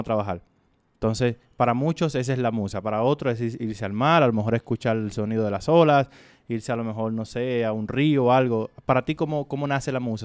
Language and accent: Spanish; Dominican Republic; yo soy de República Dominicana